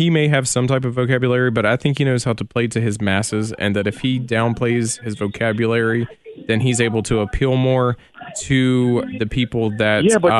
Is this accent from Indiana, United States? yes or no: no; West Virginia, United States; I was born in West Virginia. I was born a coal miner's daughter.